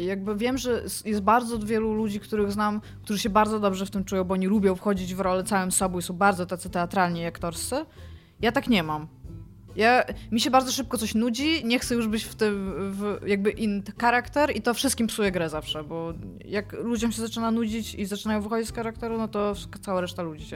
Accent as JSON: {"language": "Polish", "area": "Kashubia", "region": "Pomeranian Voivodeship", "country": "Poland", "said": "ja jestem z Kaszubów, więc u mnie w domu zawsze funkcjonowało ona"}